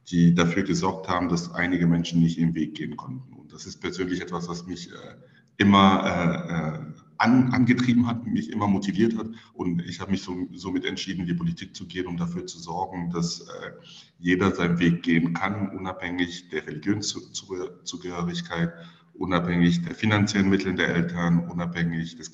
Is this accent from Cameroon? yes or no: yes; Cameroon; German is a second language; now in Germany; Ich bin in Kamerun geboren. Äh, das ist ein Land in Zentralafrika. Dort bin ich aufgewachsen.